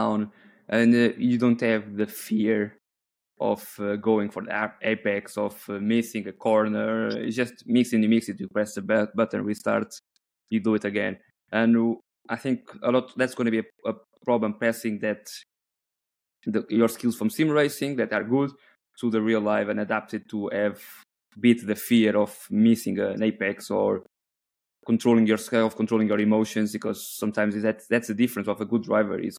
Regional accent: Coimbra, Centro, Portugal; I'm from Coimbra

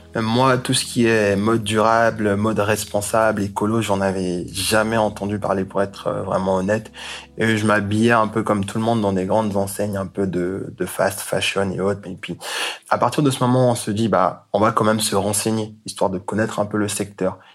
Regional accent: Côte d’Ivoire; moved away; also born or lived in Congo; je suis euh, du Congo, mais j'ai grandi en Côte d'Ivoire

